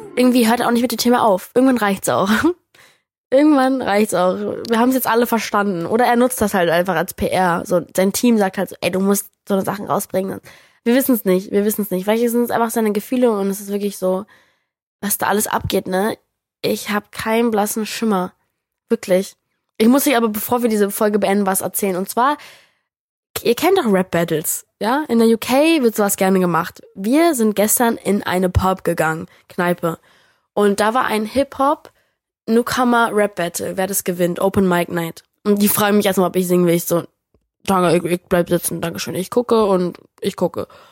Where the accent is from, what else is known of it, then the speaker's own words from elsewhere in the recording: United States; moved away; also born or lived in New York; ich Amerikanerin bin